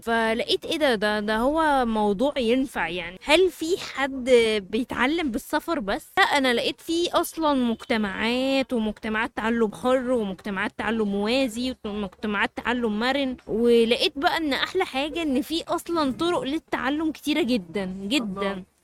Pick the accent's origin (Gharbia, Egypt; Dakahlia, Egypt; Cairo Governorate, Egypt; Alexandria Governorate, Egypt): Cairo Governorate, Egypt; Cairo; عندنا في القاهرة